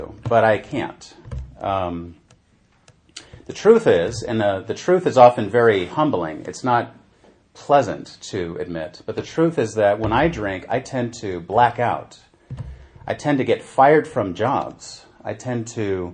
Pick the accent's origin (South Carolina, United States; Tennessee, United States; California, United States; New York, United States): California, United States; San Francisco; now in Norway; I'm from San Francisco, and I'm very grateful I was born there